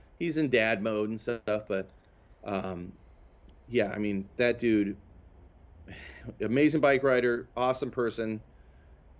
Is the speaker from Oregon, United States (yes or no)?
yes; Prineville, Oregon, United States; now in Portland, United States; I grew up in Prineville, Oregon.